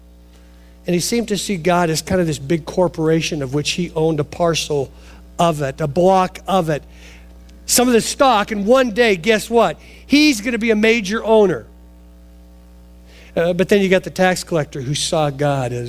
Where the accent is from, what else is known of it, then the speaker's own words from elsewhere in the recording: Portland, Oregon, United States; I grew up in Oregon, suburbs of Portland.